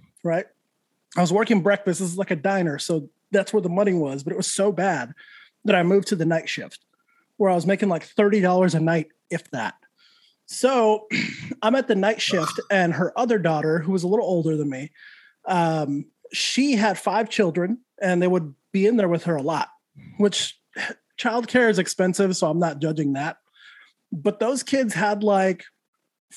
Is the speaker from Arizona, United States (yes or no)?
no; Santa Fe, New Mexico, United States; Santa Fe, New Mexico, born and raised